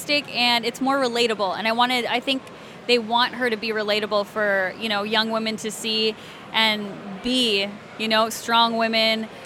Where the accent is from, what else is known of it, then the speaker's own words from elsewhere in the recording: Alabama, United States; accent: southern; I grew up in Alabama, so I know southern.